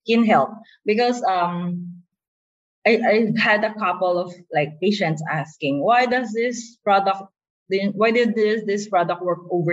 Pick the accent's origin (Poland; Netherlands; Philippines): Philippines; We're a Filipino culture